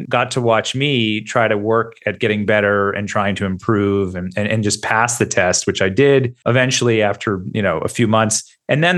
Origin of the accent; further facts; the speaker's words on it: United States; moved away as an adult; now in Australia; as a journalist and as an American